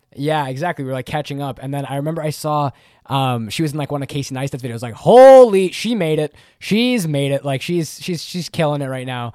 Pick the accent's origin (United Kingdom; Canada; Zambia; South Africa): Canada; I'm Canadian, Canadian, eh